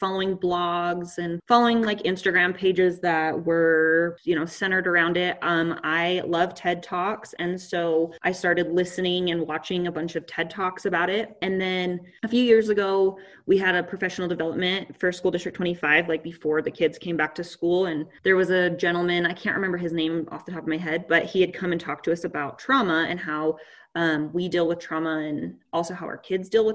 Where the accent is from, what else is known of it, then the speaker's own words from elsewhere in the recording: Pocatello, Idaho, United States; I grew up in Pocatello